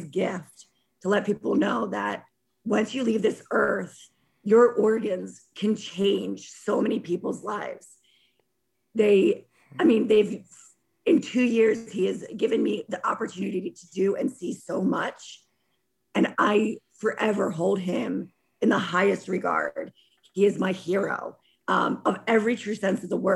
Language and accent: English; Bucks County, outside Philadelphia, Pennsylvania, United States; I was born outside of Philadelphia in Bucks County